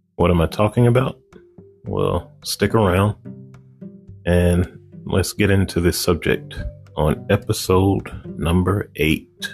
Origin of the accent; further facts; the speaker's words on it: Chicago, Illinois, United States; I grew up on the west side of Chicago